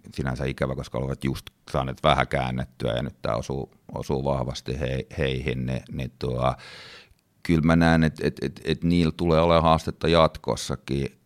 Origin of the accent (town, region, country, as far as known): Finland; moved away; also born or lived in United States